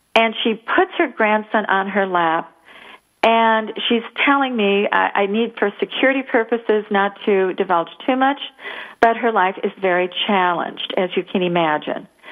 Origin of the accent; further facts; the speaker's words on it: United States; as American women